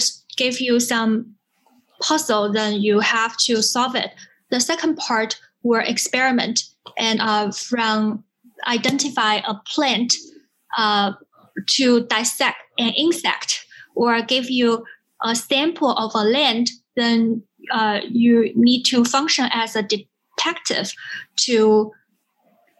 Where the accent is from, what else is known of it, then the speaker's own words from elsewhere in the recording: Sichuan, China; also born or lived in Cambridge, Massachusetts, United States; now in Hangzhou, China; I was born in Southwest China, the Sichuan province